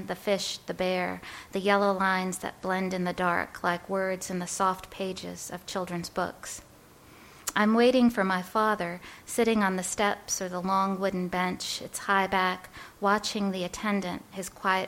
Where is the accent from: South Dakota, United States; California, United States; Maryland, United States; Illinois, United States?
Illinois, United States; Chicago; also born or lived in New York; I was born in New York, and my parents are from the Bronx. And when I was 7 years old, we moved out to Chicago